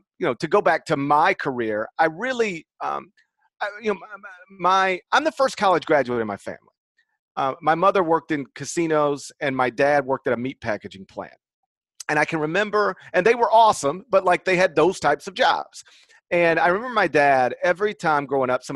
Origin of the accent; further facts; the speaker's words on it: Mississippi, United States; I grew up in Mississippi